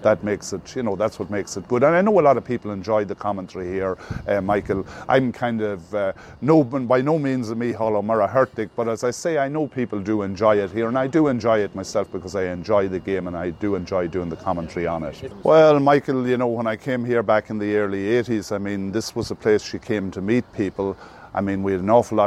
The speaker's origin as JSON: {"language": "English", "area": "Cavan", "region": "Ulster", "country": "Ireland", "moved": "yes", "said": "I'm originally from Cavan"}